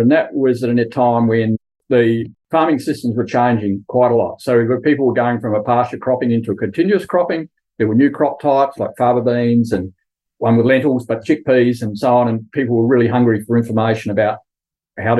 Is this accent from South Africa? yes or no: no; Kimba, South Australia, Australia; also born or lived in Adelaide; now in Clare, Australia; I grew up at Kimber on Eyre Peninsula, a really nice rural town